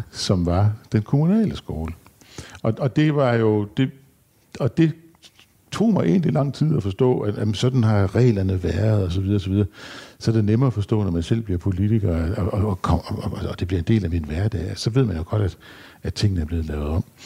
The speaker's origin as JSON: {"language": "Danish", "town": "Skærbæk", "region": "Southern Denmark", "country": "Denmark", "tie": "born or raised there", "said": "i Skærbæk, hvor jeg kommer fra"}